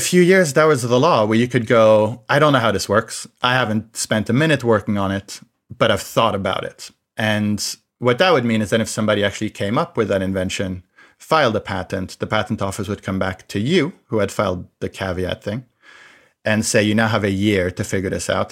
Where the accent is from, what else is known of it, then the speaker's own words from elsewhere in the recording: France; I grew up in France